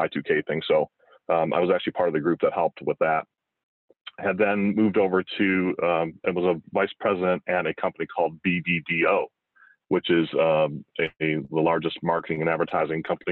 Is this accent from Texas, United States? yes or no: no; Detroit, Michigan, United States; now in Knoxville, United States; I'm a native of Detroit, so born and raised in Detroit, Michigan.